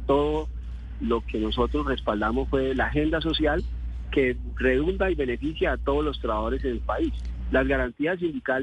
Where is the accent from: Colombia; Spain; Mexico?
Colombia; como, como colombianos